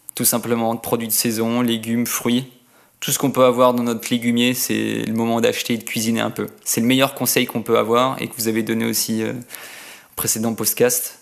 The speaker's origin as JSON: {"language": "French", "town": "Annecy", "region": "Auvergne-Rhône-Alpes", "country": "France", "said": "je viens de d'Annecy"}